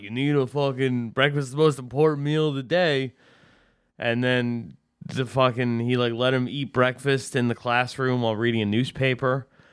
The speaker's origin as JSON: {"language": "English", "area": "Westchester", "region": "New York", "country": "United States", "said": "Not from upstate New York. I'm from Westchester, which is a fucking, it's a, it's in the, it's in the New York City metro"}